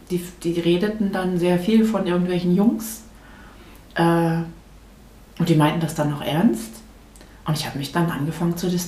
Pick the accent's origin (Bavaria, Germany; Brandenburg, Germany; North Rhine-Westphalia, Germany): North Rhine-Westphalia, Germany; now in Rochlitz, Germany; Ich bin in Nordrhein-Westfalen groß geworden.